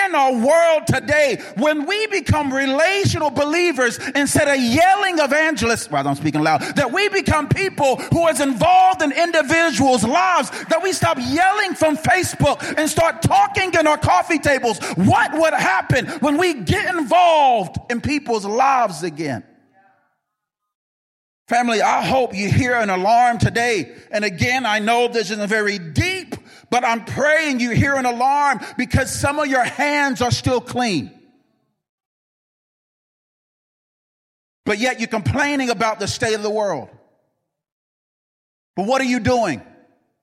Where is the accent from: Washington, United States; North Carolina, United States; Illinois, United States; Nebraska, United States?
North Carolina, United States; I'm from North Carolina, and we say you're holding up a front.